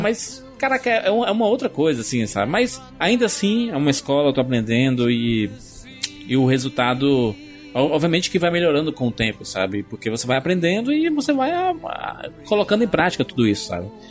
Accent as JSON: {"language": "Portuguese", "region": "Northeast Region", "country": "Brazil", "said": "Eu, como nordestino, sempre tive que trabalhar duas, três, quatro vezes mais do que os outros"}